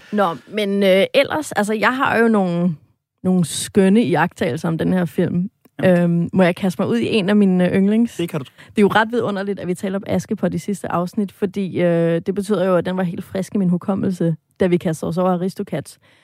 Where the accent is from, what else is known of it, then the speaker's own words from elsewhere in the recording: Sorø, Zealand, Denmark; jeg selv er fra øh, Sorø, øh, som jo ligger lige mellem øh, altså Ringsted og Slagelse og Næstved. Altså de her, den her gode vestjyllandske muld, jeg er vokset op i.